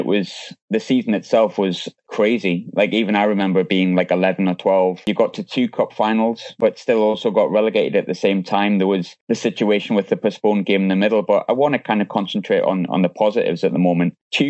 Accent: the Northeast, North East England, United Kingdom; I'm from the Northeast

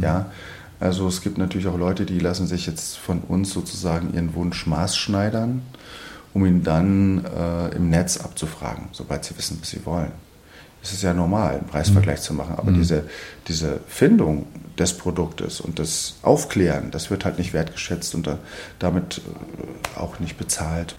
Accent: Berlin, Germany; als Berliner

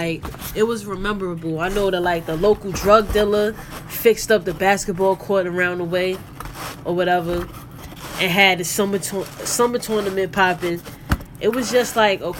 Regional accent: New York City, New York, United States; growing up in the Bronx

